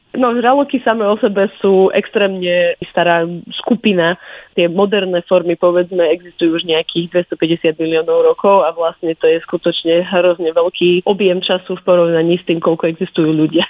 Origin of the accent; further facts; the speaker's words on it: Topoľčany, Nitra Region, Slovakia; moved away as an adult; also born or lived in Aberdeen, United Kingdom; now in Zurich, Switzerland; narodila som sa v Topolčanoch